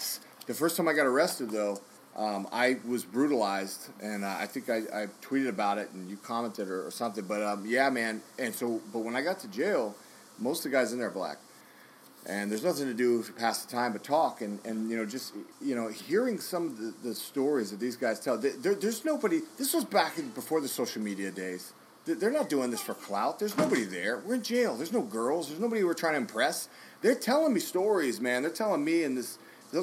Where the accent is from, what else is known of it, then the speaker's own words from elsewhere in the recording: Dallas, Texas, United States; you and I are from there